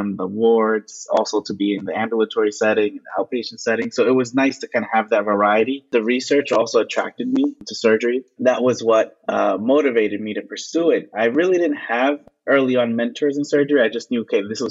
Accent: New York City, New York, United States; I am from Brooklyn, New York. I was born in New York City

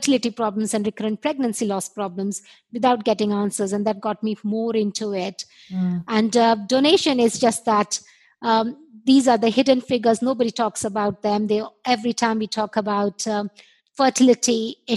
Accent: India; moved away; I was born and brought up in India

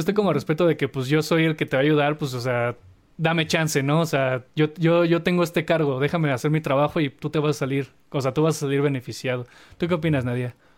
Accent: Mexico; valores que, que, nos han inculcado como cultura mexicana

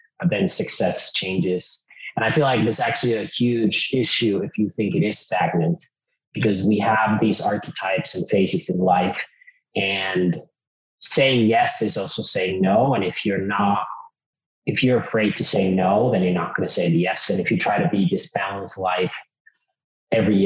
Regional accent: Finland; English is a second language; also born or lived in California; now in Austin, United States; I grew up in Finland. I've lived in 10 countries.

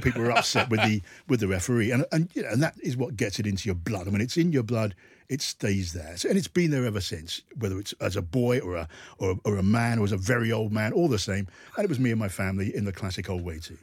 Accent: United Kingdom; we're British

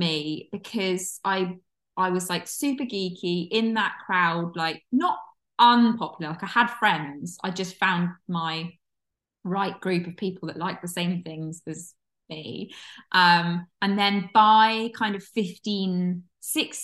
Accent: Launceston, South West England, United Kingdom; I was living in my hometown of Launceston in Cornwall at 14

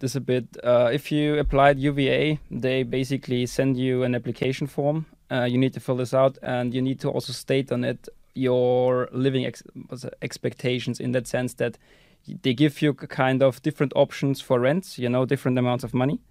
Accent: Austria; moved away as an adult; also born or lived in Netherlands / United Kingdom; now in Estonia; I'm from Austria, and I ended up here in Estonia going to E B S

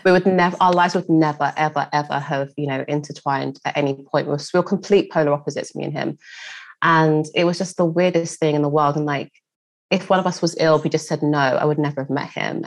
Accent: London, United Kingdom; a black girl growing up in East London

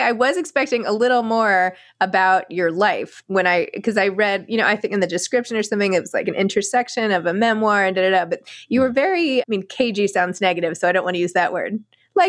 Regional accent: New York, United States; I'm a New Yorker

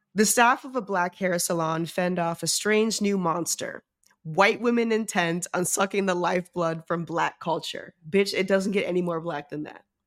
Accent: New York, United States; I'm from New York

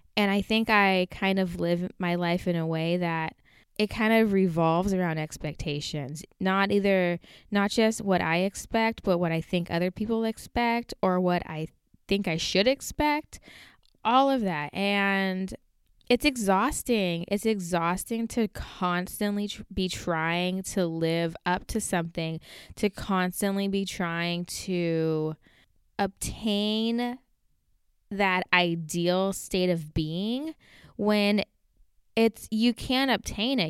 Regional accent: United States; also born or lived in Portland

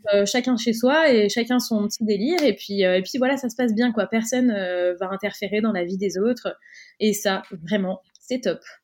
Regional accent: Cannes, Provence-Alpes-Côte d'Azur, France; moved away; nous on est originaire de Cannes, dans le sud de la France

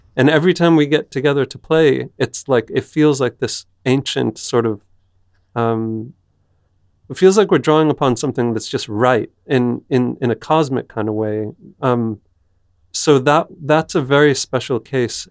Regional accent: United States; moved away; I'm American

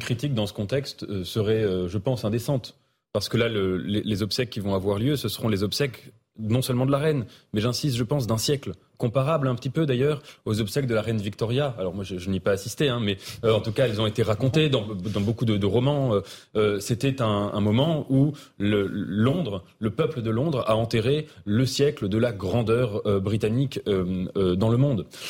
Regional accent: France; en tant que Français.

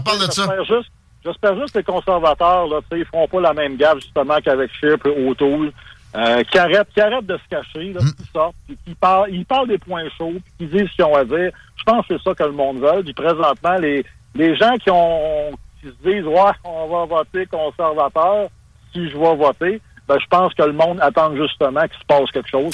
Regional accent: Quebec, Canada; je suis un Québécois au Québec

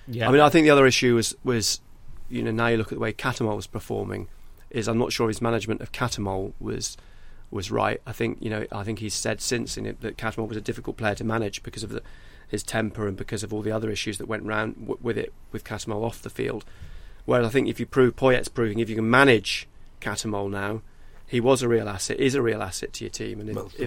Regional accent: Wallsend, North East England, United Kingdom; I was a Newcastle fan, I am from Wall's End

